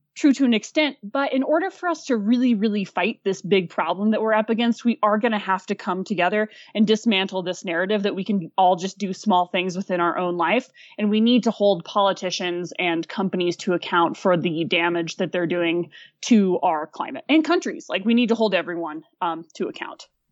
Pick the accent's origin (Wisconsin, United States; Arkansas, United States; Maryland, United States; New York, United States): Arkansas, United States; Fayetteville; born or raised there; moved away; also born or lived in Aspen, Colorado